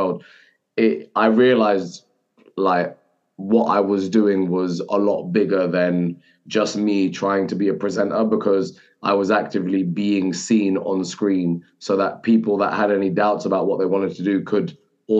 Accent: United Kingdom; as a British Muslim in the football media space

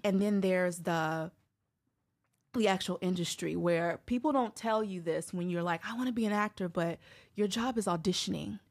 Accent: Chicago, Illinois, United States; moved away as an adult; now in Brooklyn, United States; was born and raised in Chicago. I actually moved here, well, moved to Brooklyn in twenty twelve

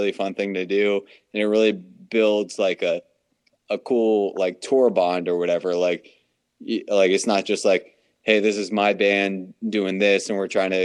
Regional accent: East Coast, United States; we're all from the East Coast

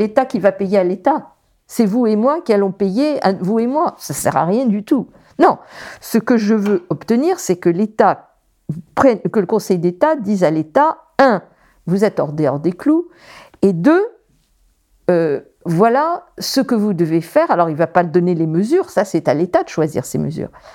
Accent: Paris, Île-de-France, France; je grandis à Paris

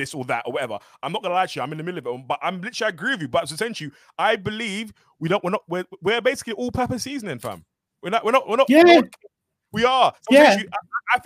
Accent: London, United Kingdom; I was born, bred, and raised, dunno, in Northwest London

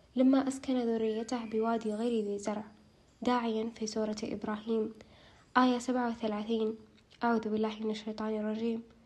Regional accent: Taif, Makkah Province, Saudi Arabia; born or raised there

